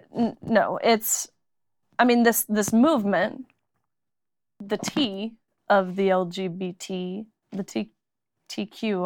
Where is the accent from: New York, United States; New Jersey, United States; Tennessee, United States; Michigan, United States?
Tennessee, United States; moved away; also born or lived in Kentucky; I'm from Tennessee, but went to University of Kentucky.